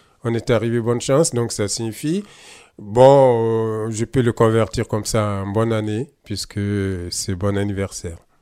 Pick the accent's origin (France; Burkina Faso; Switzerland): Burkina Faso; first language Mooré; French is a second language; Au Burkina, euh, ma langue maternelle, c'est le Moré